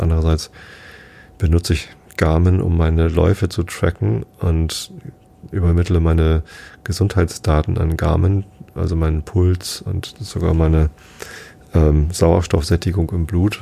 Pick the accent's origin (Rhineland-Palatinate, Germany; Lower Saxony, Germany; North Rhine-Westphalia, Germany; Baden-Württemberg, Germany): Lower Saxony, Germany; Wistedt; ich bin in Wistedt aufgewachsen, samt Gemeinde Tostit